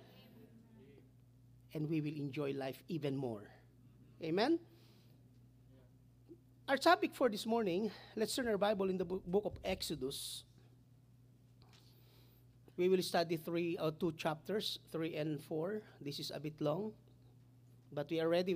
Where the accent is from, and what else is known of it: Cambodia; English is a second language